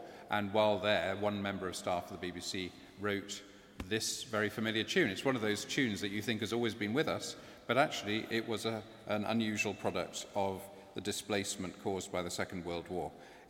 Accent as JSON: {"language": "English", "town": "Bristol", "region": "South West England", "country": "United Kingdom", "tie": "born or raised there", "said": "I grew up in Bristol, and Abbot's Lee is a park on the south side of Bristol."}